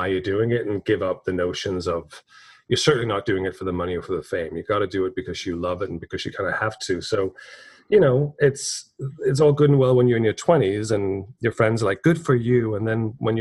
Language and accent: English; Copenhagen, Capital Region of Denmark, Denmark; moved away as an adult; also born or lived in Dublin, Ireland; now in New York, United States; Born and raised in Denmark, North Copenhagen, left there at 19, went to Dublin, Ireland.